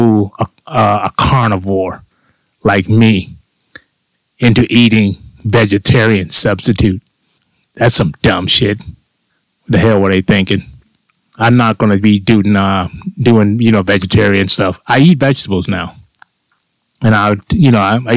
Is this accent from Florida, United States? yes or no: yes; Florida, United States; when I was a child growing up in Florida.